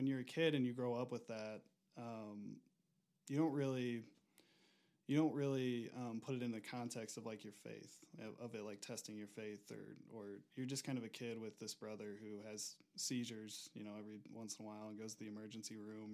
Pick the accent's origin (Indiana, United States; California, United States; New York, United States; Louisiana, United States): Indiana, United States; Auburn; moved away as an adult; now in Denver, United States; I'm originally from the Midwest, Auburn, Indiana. I moved out to Denver about 4 years ago